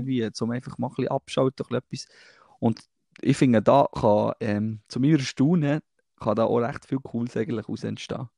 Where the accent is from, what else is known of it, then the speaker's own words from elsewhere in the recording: Thun, Bern, Switzerland; bei uns in Thun am See